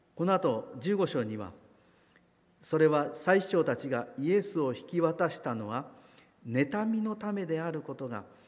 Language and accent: Japanese; Kagoshima, Japan; moved away; 私の郷里の偉人である西郷隆盛